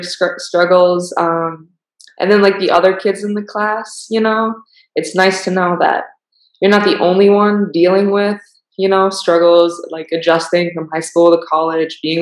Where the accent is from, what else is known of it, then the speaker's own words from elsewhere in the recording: Milwaukee, Wisconsin, United States; moved away as an adult; now in Waco, United States; I'm originally from Milwaukee, Wisconsin